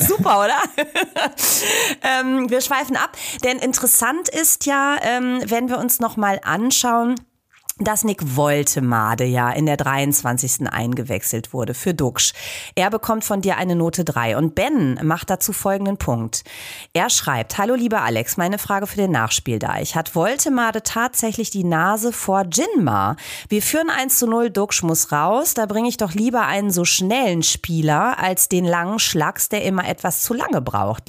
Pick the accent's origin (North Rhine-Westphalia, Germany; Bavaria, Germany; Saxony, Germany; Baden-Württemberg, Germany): North Rhine-Westphalia, Germany; Sauerland; now in Bremen, Germany; im wunderschönen Sauerland, Knipsers und meine Heimat